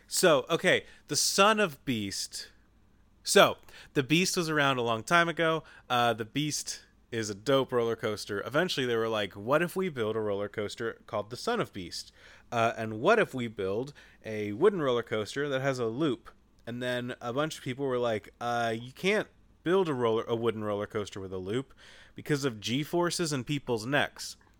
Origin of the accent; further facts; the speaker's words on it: Kentucky, United States; so I grew up in Kentucky in an area where just, like, deer hit cars all the time